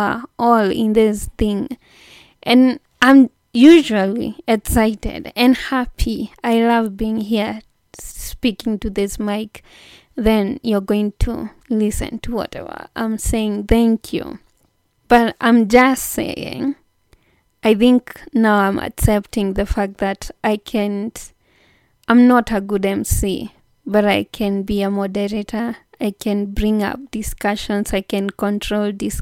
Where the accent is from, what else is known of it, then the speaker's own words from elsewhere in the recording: Kenya; Kenya, my home country